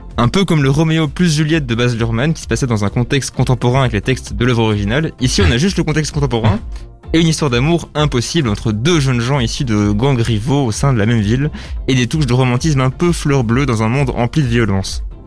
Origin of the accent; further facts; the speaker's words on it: Brussels, Brussels-Capital Region, Belgium; en tant que bruxellois